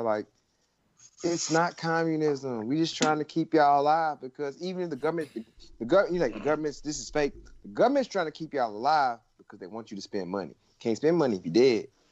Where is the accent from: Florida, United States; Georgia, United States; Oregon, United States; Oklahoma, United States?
Georgia, United States; moved away; my home state, where I was born and raised